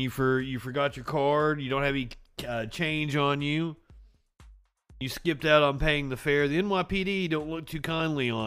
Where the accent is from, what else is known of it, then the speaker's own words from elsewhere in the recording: the South, United States; I'm from the South.